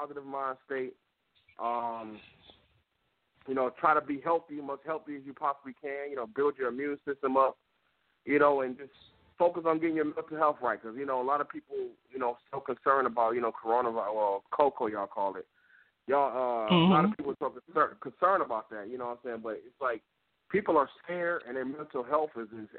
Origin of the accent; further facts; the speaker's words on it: Detroit, Michigan, United States; growing up in Detroit and seeing the grind and the blue collar